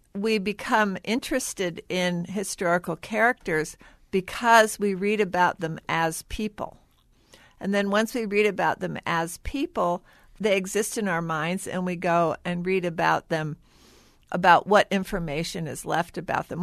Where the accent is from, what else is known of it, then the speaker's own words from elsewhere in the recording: St. Louis, Missouri, United States; I grew up in Saint Louis